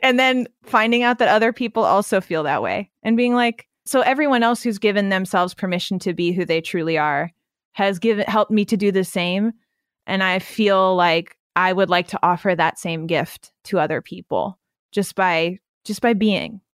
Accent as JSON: {"language": "English", "region": "Pennsylvania", "country": "United States", "tie": "born or raised there", "said": "I grew up in Amish country in the middle of Pennsylvania"}